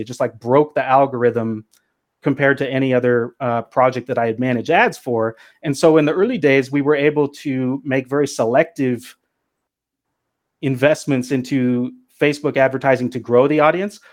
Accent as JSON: {"language": "English", "region": "Pacific Northwest", "country": "United States", "also_born_or_lived": "Los Angeles, United States", "said": "I'm from the Pacific Northwest"}